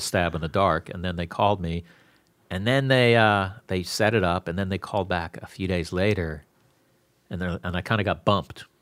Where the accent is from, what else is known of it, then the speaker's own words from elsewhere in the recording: Florida, United States; also born or lived in Bronx, New York / Newport, New York; when I was eight, I moved down to Florida